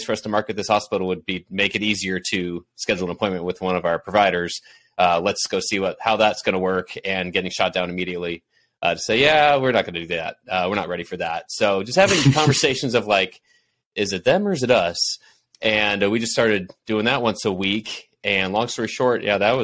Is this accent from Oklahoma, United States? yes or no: no; Houston, Texas, United States; my roots growing up in Houston.